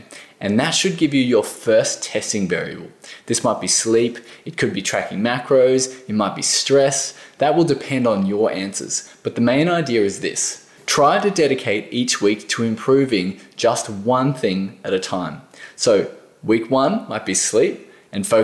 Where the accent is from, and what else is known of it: Australia